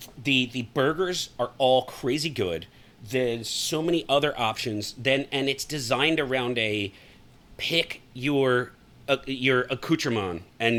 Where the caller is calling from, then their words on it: Texas, United States; I am a Texan now. I've even started calling myself a Texan. I'm a homeowner in Texas as of a month ago, so I own a piece of Texas.